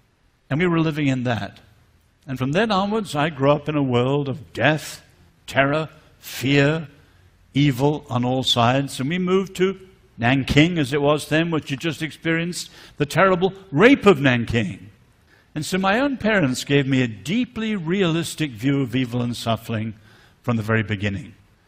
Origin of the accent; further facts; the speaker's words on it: north central China, China; I grew up in China. My parents were married just a little bit after the Japanese invasion.